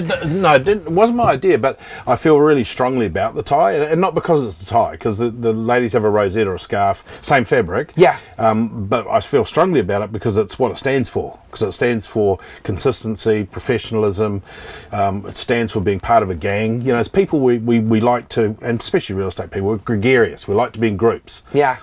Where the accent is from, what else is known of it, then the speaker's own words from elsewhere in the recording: New Zealand; moved away as an adult; also born or lived in Christchurch, New Zealand; now in Australia; I'm from New Zealand originally